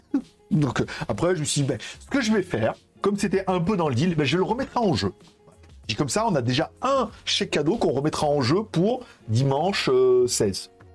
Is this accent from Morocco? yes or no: no; France; now in Thailand; je suis un Français qui parle anglais